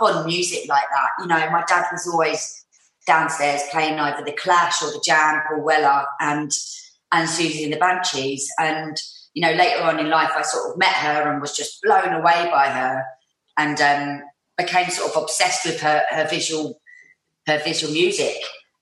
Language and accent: English; London, United Kingdom; growing up in North London